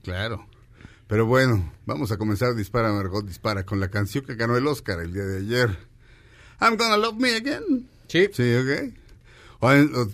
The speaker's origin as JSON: {"language": "Spanish", "country": "Mexico", "said": "yo también soy mexicano"}